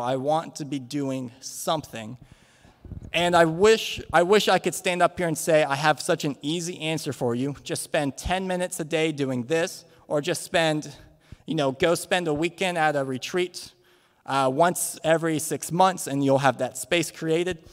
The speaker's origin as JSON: {"language": "English", "country": "United States", "said": "as Western, as American Christians"}